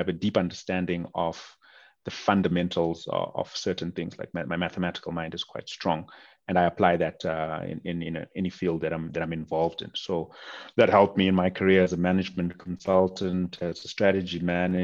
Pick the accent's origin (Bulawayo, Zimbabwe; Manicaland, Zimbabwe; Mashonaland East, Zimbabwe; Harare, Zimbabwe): Bulawayo, Zimbabwe; moved away as an adult; also born or lived in Cape Town, South Africa; now in Johannesburg, South Africa; I grew up in a city called Bulawayo, which is the second largest city in Zimbabwe